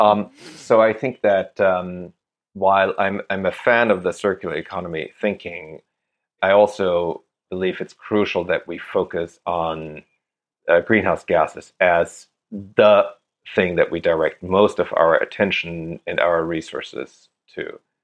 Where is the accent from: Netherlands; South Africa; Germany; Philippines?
Germany; moved away; That's where I grew up.